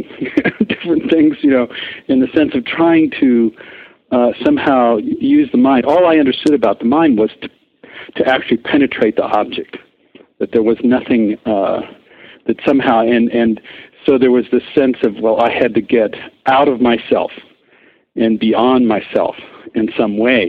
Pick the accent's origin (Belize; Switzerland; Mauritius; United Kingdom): Switzerland; moved away as an adult; also born or lived in Europe / Paris; I grew up in Europe and mostly Switzerland